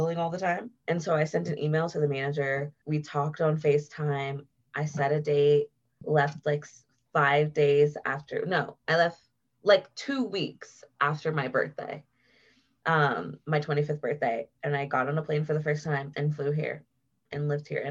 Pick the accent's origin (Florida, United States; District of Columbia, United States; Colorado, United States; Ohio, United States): Ohio, United States; Columbus; moved away as an adult; also born or lived in Cleveland, Ohio; now in Denver, United States; I'm from Ohio. So I lived in Columbus, like most of the beginning of my life. I was born in Cleveland